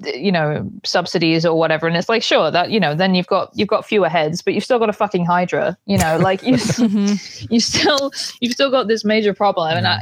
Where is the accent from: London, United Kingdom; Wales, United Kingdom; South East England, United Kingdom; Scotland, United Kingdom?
South East England, United Kingdom; Banbury; moved away; the local hospital in my hometown